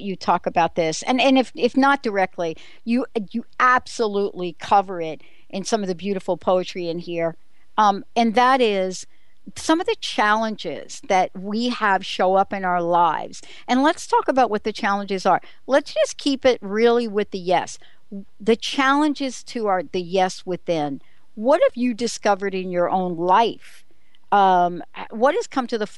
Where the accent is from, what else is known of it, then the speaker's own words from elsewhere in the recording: United States; also born or lived in New York / New Jersey; I grew up in on the East Coast, right? In New York and New Jersey